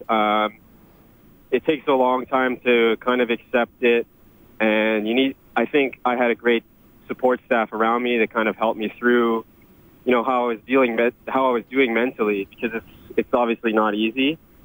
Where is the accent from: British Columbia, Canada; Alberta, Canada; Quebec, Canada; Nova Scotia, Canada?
Alberta, Canada; Edmonton; growing up in Edmonton